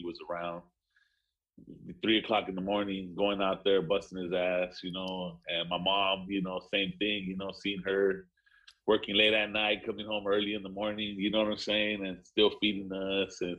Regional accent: Long Beach, California, United States; also born or lived in South Central Los Angeles; my teen years, I grew up in Long Beach.

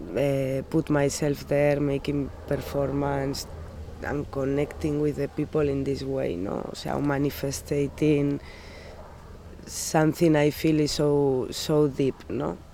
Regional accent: Pamplona, Navarre, Spain; English is a second language; moved away as an adult; now in Rockaway Park, United States; I am from Pamplona

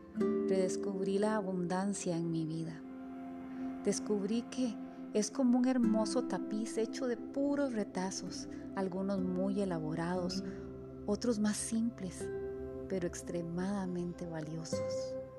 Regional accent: San Rafael, San José, Costa Rica; Soy de Coronado, San Rafael.

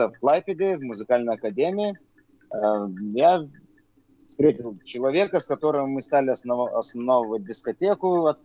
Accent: Vilnius, Vilnius County, Lithuania; Я диджей из Вильнюса, из э, Литвы.

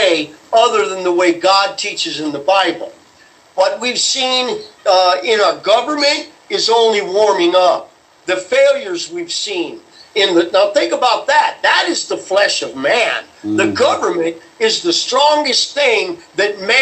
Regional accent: United States; We as American Christians

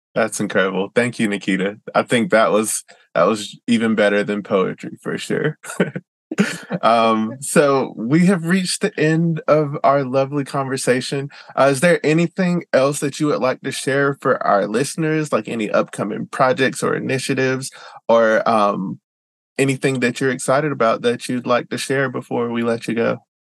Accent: Georgia, United States; moved away as an adult; now in Seattle, United States; I'm from Georgia

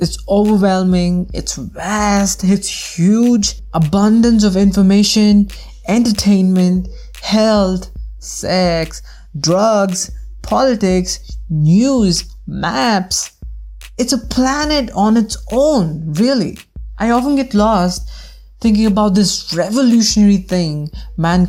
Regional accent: Bangalore, Karnataka, India; I am from India, specifically from Bangalore

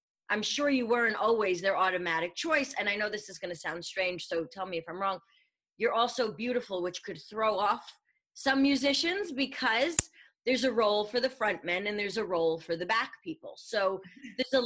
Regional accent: New York, United States; I'm a New Yorker

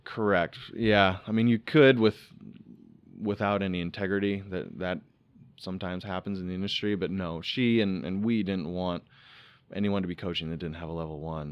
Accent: Iowa, United States; moved away; also born or lived in Florida; Growing up in Iowa

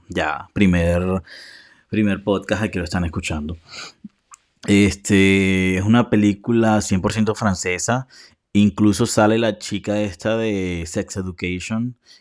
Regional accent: Colombia; soy de Colombia, por cierto, que hablo demasiado rápido

